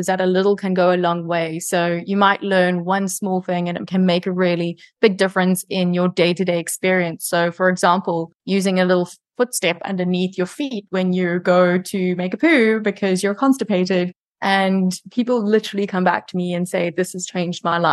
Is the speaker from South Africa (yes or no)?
yes; South Africa; now in Cayman Islands; I am South African living in the Cayman Islands